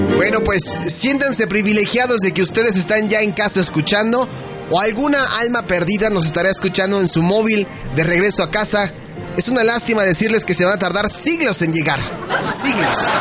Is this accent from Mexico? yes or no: yes; Mexico; lo mucho que amamos a nuestro país, lo, lo, bueno que somos como mexicanos